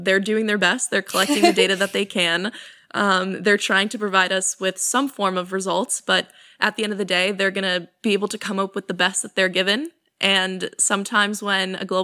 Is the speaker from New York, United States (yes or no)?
yes; New York, United States; I'm from New York, and New York, I think, has pretty much always been a blue state.